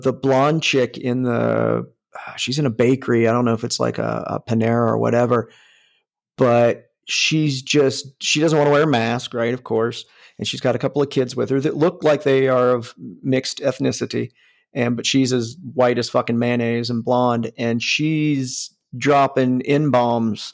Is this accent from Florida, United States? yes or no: no; Northeast Ohio, United States; I grew up in Northeast Ohio by West Virginia in fucking farm country